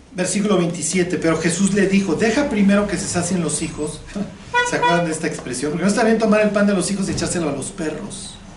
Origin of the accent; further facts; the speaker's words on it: Chilango, Mexico City, Mexico; yo soy chilango